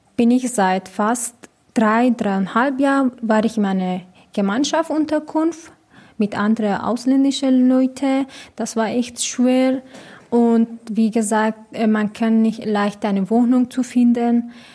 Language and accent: German; Iran; German is a second language; now in Munich, Germany; ich komme aus dem Iran